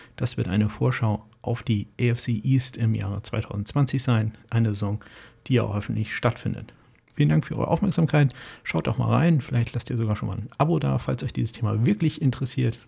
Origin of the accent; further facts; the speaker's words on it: Kiel, Schleswig-Holstein, Germany; ich komme aus Kiel